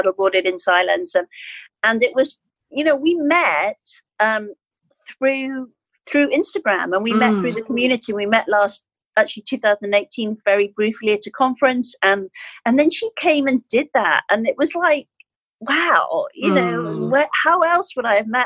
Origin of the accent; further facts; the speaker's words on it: Skipton, Yorkshire and the Humber, United Kingdom; I arrived into my hometown of Skipton